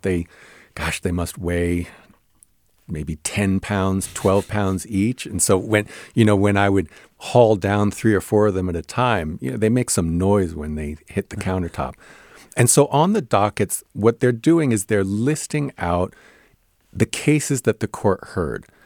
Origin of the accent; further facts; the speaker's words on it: New Jersey, United States; I grew up in New Jersey